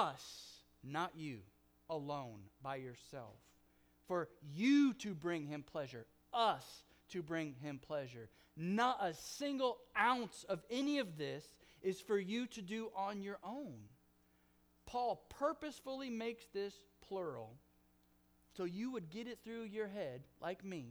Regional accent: Oklahoma, United States; accent: Oklahoma; also born or lived in California; my Oklahoma accent

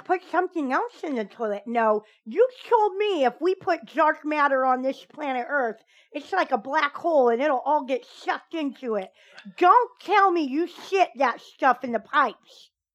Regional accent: United States; I'm an American

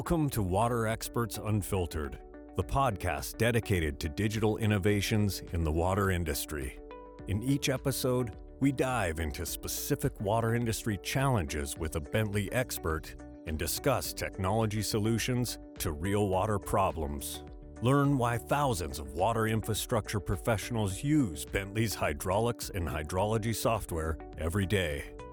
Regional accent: Azores Islands, Portugal; now in Lisbon, Portugal; I am from the Azores Islands

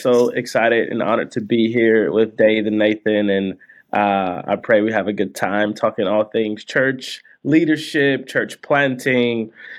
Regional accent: Detroit, Michigan, United States; now in Seattle, United States; So I grew up in Detroit, Michigan, grew up in a fairly Christian faith, sort of Pentecostal tradition.

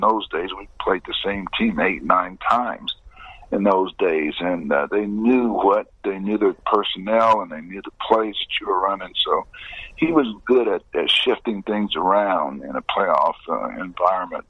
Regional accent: Indiana, United States; I played high school, college, and now pro ball uh, right in my home state

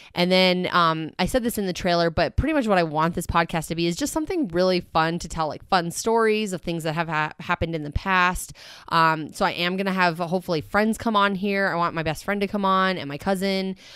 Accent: Canada; I'm Canadian. It's, like, in my blood, I'm a Canadian citizen

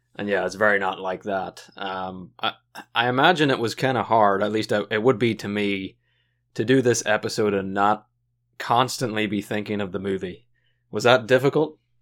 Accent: Washington, United States; we're from Washington

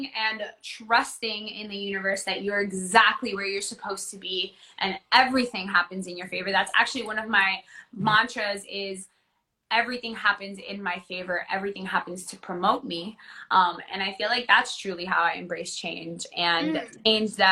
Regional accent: Orlando, Florida, United States; I grew up in Orlando. I went to elementary, middle, high school in Orlando

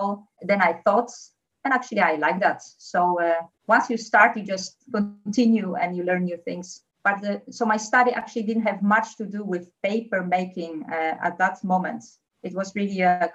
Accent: Poland; English is a second language; now in Netherlands; Originally, I come from Poland, so I speak fluent Polish.

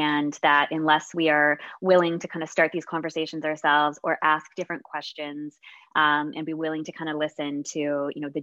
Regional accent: Canada; I'm Canadian

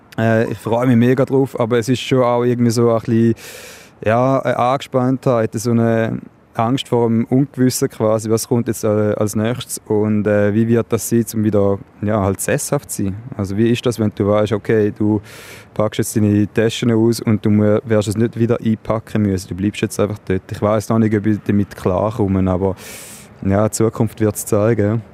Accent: Switzerland; wir haben in der Schweiz

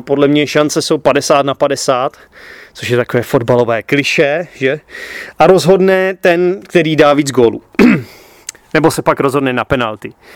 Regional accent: Czechia; já jako Čech, jako každý správný Čech

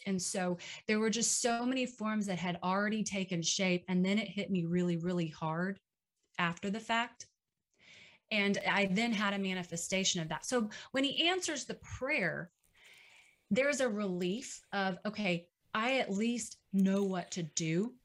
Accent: Dallas, Texas, United States; now in Waco, United States; up in Dallas. Uh, fortunately, that's my hometown, so my family was there

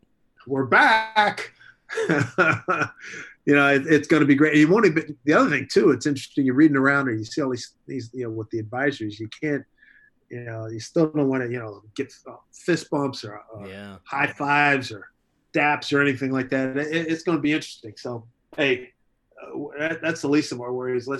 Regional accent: Philadelphia, Pennsylvania, United States; now in New York City, United States; When I was a kid growing up in Philly

